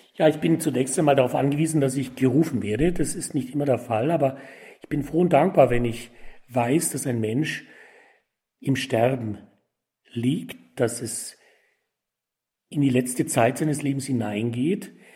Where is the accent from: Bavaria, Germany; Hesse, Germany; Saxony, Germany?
Bavaria, Germany; Tutzing; In meiner Heimatgemeinde in Tutzing